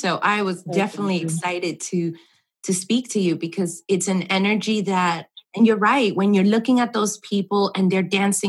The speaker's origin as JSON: {"language": "English", "region": "New York", "country": "United States", "said": "I'm from New York, as you know, we've spoken about this. So New York is fantastic because there are so many places that you can get classes"}